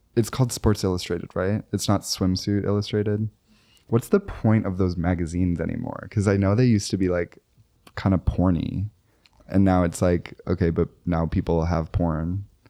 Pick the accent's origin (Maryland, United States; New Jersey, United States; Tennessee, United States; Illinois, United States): Illinois, United States; Chicago suburbs; now in New York City, United States; I say I'm from Chicago when really I'm, like, from the burbs